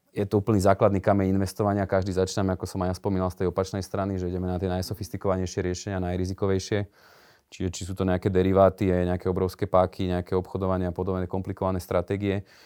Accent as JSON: {"language": "Slovak", "town": "Liptovský Mikuláš", "region": "Žilina Region", "country": "Slovakia", "tie": "born or raised there", "also_born_or_lived": "Bratislava", "moved": "as an adult", "lives_now": "near Trnava, Slovakia", "said": "ja som pôvodom z Liptovského Mikuláša, v podstate do Bratislavy som sa dostal na vysokú školu"}